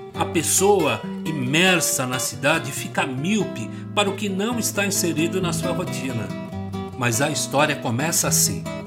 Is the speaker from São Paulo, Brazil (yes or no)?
yes; São Paulo, Brazil; minha juventude em São Paulo, cidade que eu amo, cresci